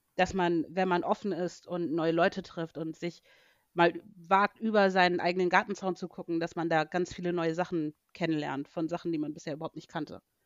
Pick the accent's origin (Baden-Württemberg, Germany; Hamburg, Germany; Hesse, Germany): Hamburg, Germany; also born or lived in Arizona; als Hamburgerin